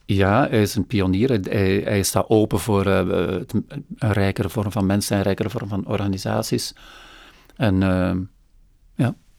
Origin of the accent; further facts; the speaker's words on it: Flanders, Belgium; ik, ik, sluit als Vlaming meer aan bij